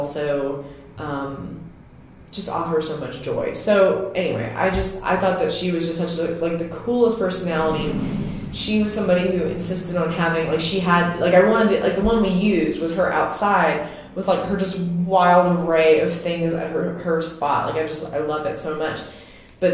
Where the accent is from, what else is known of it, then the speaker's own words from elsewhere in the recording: Louisiana, United States; moved away; I'm from Louisiana, and I understand, I feel like, what it's like to be from the deep South, and then what it's like to be a transplant